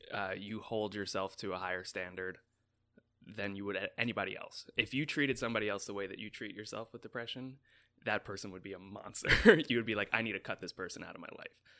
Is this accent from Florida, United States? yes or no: no; New York, United States; moved away as an adult; now in Los Angeles, United States; as a New Yorker coming to L